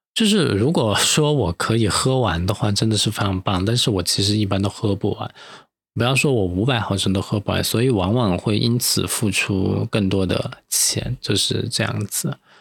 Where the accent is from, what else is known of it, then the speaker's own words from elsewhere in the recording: Chengdu, Sichuan, China; now in Sanya, China; 作为一个成都人，资深艺人在三亚就是异乡工作